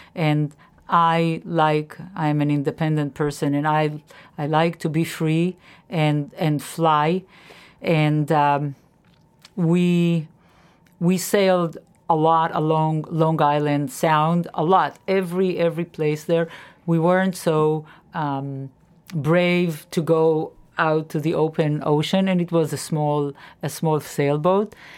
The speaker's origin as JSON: {"language": "English", "country": "Israel", "tie": "born or raised there", "moved": "yes", "said": "I grew up in Israel, and I went to a public school in Israel"}